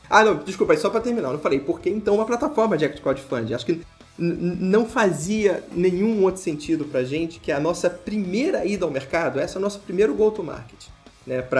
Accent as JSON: {"language": "Portuguese", "region": "Rio de Janeiro", "country": "Brazil", "tie": "born there", "said": "Vamos testar na, na, onde a gente nasceu, no Rio de Janeiro."}